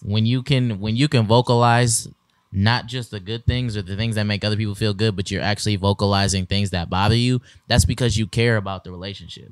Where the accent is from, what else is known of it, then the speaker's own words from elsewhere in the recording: Michigan, United States; moved away; we are relocating and transitioning to Michigan, back to our home state